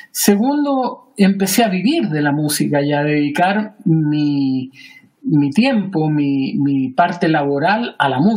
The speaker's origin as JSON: {"language": "Spanish", "country": "Chile", "moved": "as an adult", "lives_now": "Savannah, United States", "said": "¿Por qué yo me fui de Chile? Hace unos años atrás empezamos a conversar con mi hija la idea de que ella quería estudiar fuera de Chile. Honestamente, Juan, yo hace muchos años que quería salir de Chile."}